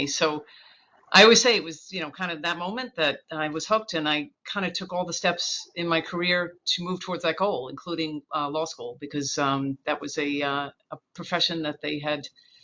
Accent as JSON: {"language": "English", "town": "Northport", "region": "New York", "country": "United States", "tie": "born or raised there", "said": "I grew up in Northport in Suffolk County on Long Island"}